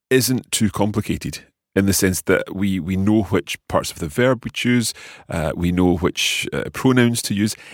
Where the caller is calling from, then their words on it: Idaho, United States; from Idaho in the USA.